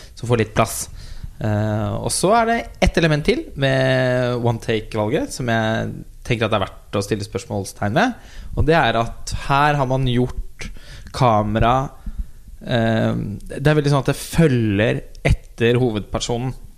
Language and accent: Norwegian; Norway; vi som nordmenn så føler jo vi oss litt sånn samlet